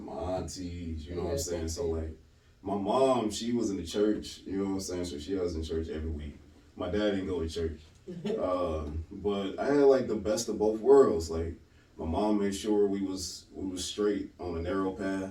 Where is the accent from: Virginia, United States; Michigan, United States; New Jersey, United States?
Michigan, United States; Detroit; moved away as an adult; now in Atlanta, United States; I'm from Detroit, Michigan